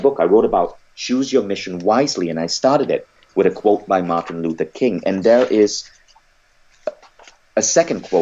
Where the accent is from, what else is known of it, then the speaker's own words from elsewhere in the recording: Malaysia; I grew up in Malaysia